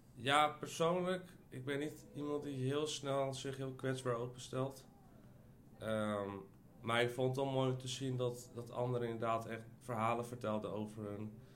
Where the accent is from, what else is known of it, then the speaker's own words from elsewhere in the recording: Almere, Flevoland, Netherlands; moved away as an adult; also born or lived in Ukraine; now in Amsterdam, Netherlands; Ik ben opgegroeid in Almere, maar ben vorig jaar verhuisd eh, naar Amsterdam.